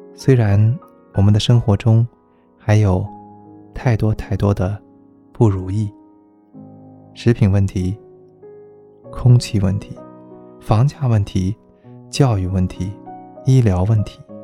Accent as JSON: {"language": "Chinese", "country": "China", "said": "作为一个中国人，我真的很幸福"}